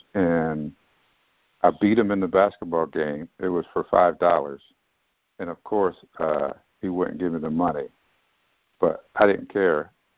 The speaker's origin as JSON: {"language": "English", "town": "Philadelphia", "region": "Pennsylvania", "country": "United States", "tie": "born or raised there", "moved": "yes", "said": "I loved everything about growing up in Philadelphia. I lived in a neighborhood. My first neighborhood in Philadelphia, I think, was West Oak Lane."}